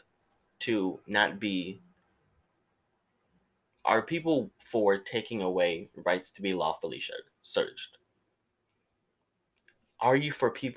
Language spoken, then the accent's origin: English; United States; I'm an American